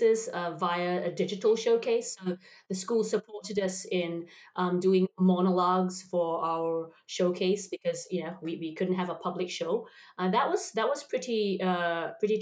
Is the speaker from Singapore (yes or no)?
yes; Singapore; in Singapore where we have multicultures there.